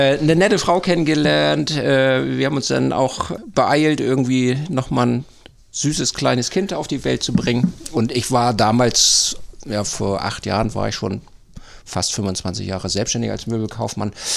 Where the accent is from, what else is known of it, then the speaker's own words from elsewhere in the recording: Uetersen, Schleswig-Holstein, Germany; moved away as an adult; also born or lived in Seestermühe / Hamburg; now in St. Peter-Ording, Germany; Ich bin gebürtiger Uetersener, die Rosenstadt Uetersen in der Baumschulgegend